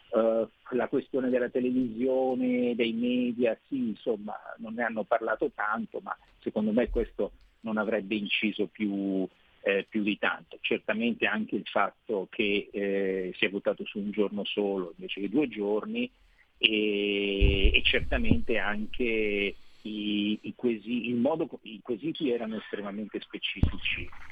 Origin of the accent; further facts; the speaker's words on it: Rome, Lazio, Italy; da romano so cosa vuol dire avere avuto un sindaco dei Cinque Stelle